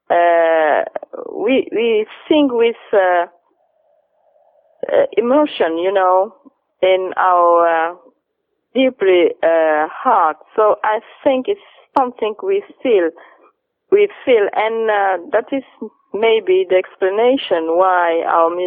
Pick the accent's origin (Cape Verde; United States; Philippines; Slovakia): Cape Verde; São Vicente; English is a second language; Cabo Verde is a nice country. Of course, it's my country. Cabo Verde is uh, uh, 10 islands and I am from Saint Vincent